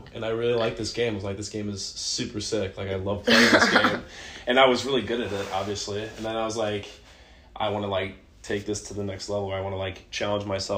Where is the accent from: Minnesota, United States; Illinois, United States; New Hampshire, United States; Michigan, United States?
Illinois, United States; Ottawa; moved away as an adult; now in Los Angeles, United States; born and raised in Ottawa, Illinois, which is an hour and a half south of Chicago